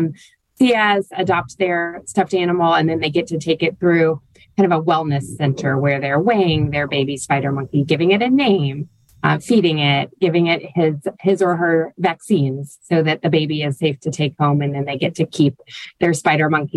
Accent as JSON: {"language": "English", "town": "Fort Worth", "region": "Texas", "country": "United States", "tie": "born or raised there", "moved": "as an adult", "lives_now": "New Orleans, United States", "said": "growing up in a city with an amazing zoo, the Fort Worth Zoo. I'm a Texan at heart"}